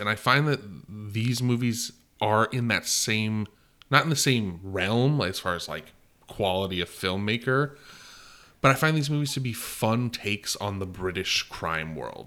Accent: California, United States; We're from California

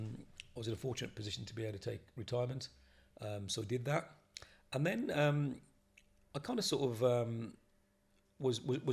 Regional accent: Bristol, South West England, United Kingdom; I'm from Bristol.

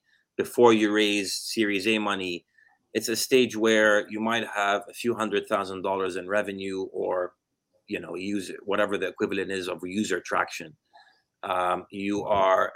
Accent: Jordan; moved away as an adult; also born or lived in United States; born and raised in Jordan lived there until I went to college in the U.S., did computer science

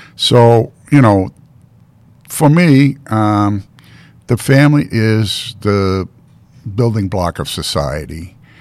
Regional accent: Baltimore, Maryland, United States; moved away; also born or lived in Boston, Massachusetts; I grew up on the Mason-Dixon line

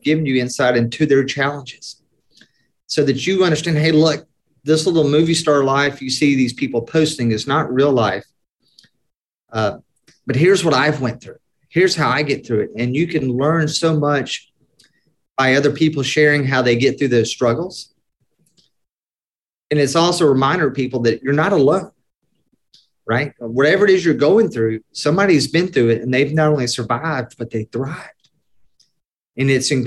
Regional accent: Atlanta, Georgia, United States; I was born in Atlanta, Georgia, 1974, traditional Southern Baptist family

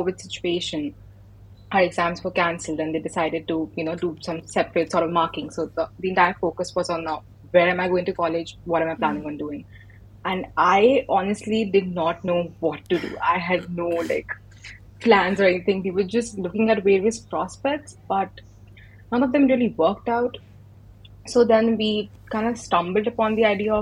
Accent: India; moved away as an adult; now in Glasgow, United Kingdom; I'm an Indian international student at the University of Glasgow in Scotland

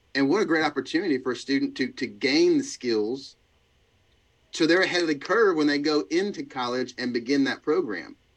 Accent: Georgia, United States; we're from Georgia

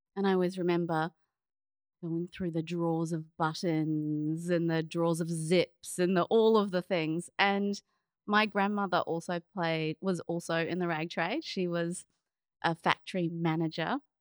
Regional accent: Auckland, New Zealand; moved away; also born or lived in Melbourne, Australia; I grew up in New Zealand, in Auckland

